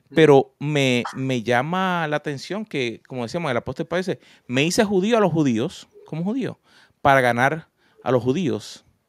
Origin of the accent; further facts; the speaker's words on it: Puerto Rico; yo nací en Puerto Rico